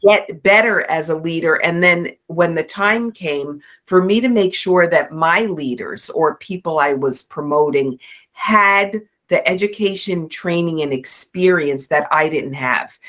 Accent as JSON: {"language": "English", "region": "New York", "country": "United States", "said": "I'm from New York"}